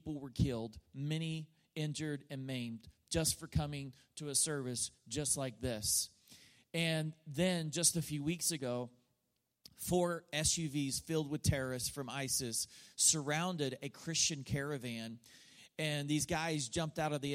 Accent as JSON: {"language": "English", "country": "United States", "said": "as an American"}